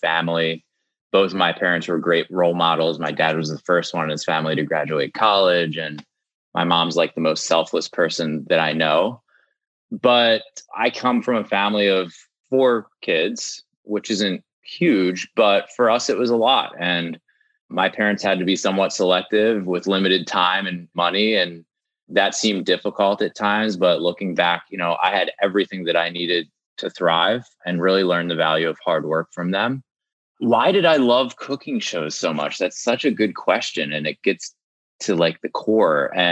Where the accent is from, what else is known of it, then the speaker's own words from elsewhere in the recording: Maryland, United States; I'm from Maryland. So there are some like food rituals there, like blue crabs